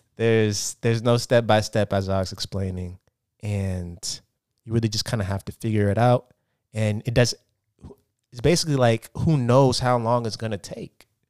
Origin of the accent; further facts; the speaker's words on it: Portland, Oregon, United States; moved away as an adult; now in Los Angeles, United States; I currently live in Los Angeles, California. I'm, I'm, uh, I'm from Portland, Oregon